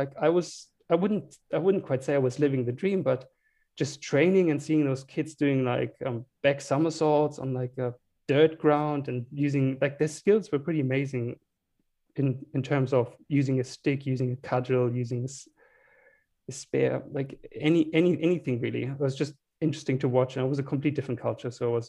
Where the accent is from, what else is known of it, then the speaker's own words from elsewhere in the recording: Heidelberg, Baden-Württemberg, Germany; small town called Heidelberg, close to Frankfurt.